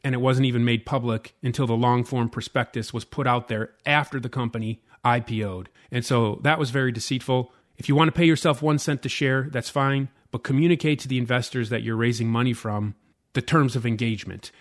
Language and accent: English; United States; as an American investor